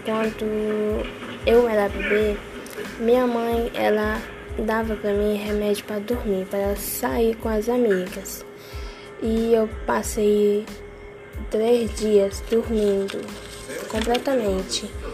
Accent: Parauapebas, Pará, Brazil; Nasci em Paraupebas

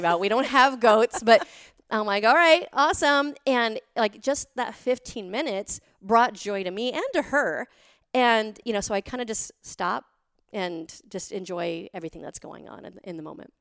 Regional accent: Montana, United States; I grew up in Montana with nothing

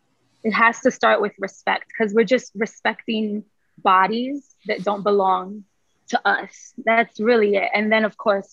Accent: New York City, New York, United States; moved away as an adult; I was pushed out of my neighborhood. I'm from the Upper West Side in Manhattan, and it's now gentrified.

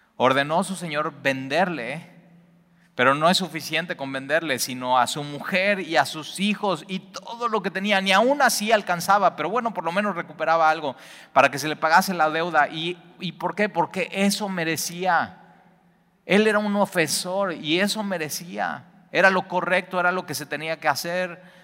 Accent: Mexico; los mexicanos

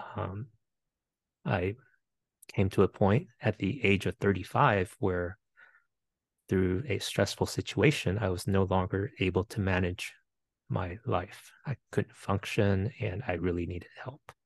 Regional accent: Winchester, Virginia, United States; also born or lived in Bethesda, Maryland; immigrated to the U S when I was eight, and grew up in the metro Washington, D C area, a couple years in Bethesda, Maryland, mostly in Winchester, Virginia.

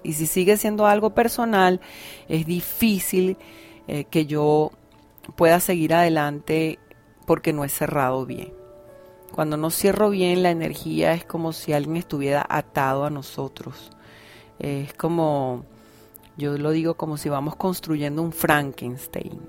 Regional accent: Venezuela; en mi país Venezuela

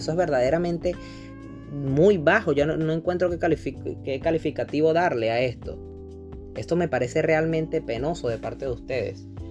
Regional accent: Venezuela; now in Chile; a los venezolanos que estamos remotamente bien

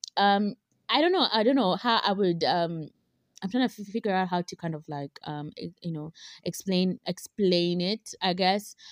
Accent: Kenya; we, as, as Kenyan

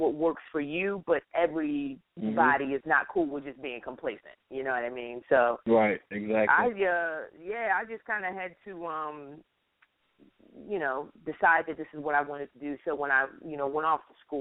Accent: Philadelphia, Pennsylvania, United States; I grew up in Philadelphia, Pennsylvania

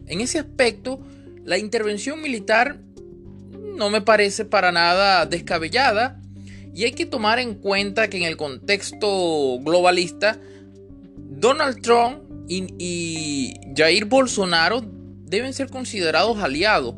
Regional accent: Venezuela; yo sí vivo aquí en Venezuela, que soy venezolano y aún estoy aquí

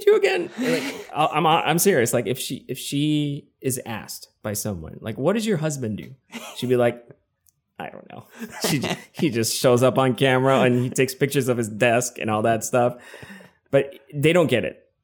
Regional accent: Quezon City, Metro Manila, Philippines; first language English; moved away as an adult; now in San Diego, United States; I was born and raised in Quezon City in the Philippines.

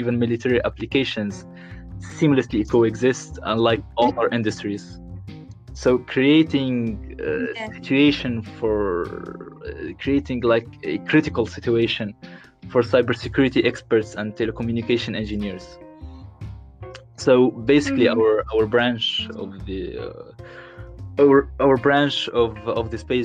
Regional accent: Tunisia; moved away as an adult; now in Paris, France; I'm Tunisian. I'm from Tunisia

